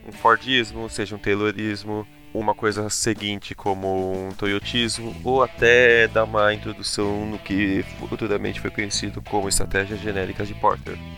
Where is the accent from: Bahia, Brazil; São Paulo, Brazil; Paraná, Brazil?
São Paulo, Brazil; com 25 anos, ah. de São ah! Paulo